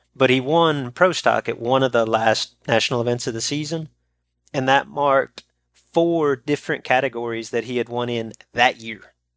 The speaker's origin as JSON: {"language": "English", "region": "North Texas", "country": "United States", "tie": "born or raised there", "said": "When I was growing up in North Texas, we're only about two hours south of Ardmore"}